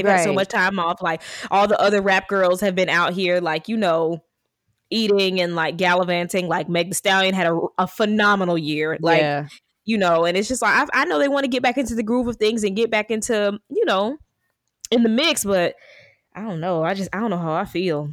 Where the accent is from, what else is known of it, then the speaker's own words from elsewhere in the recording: Southern United States, United States; I'm Black American, so like, I'm Southern